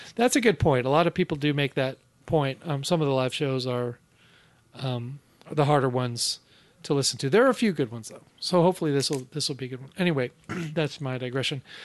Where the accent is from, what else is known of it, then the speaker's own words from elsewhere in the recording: Bellevue, Washington, United States; also born or lived in Seattle; Bellevue, my hometown. I was born in Seattle, but I was raised in Bellevue.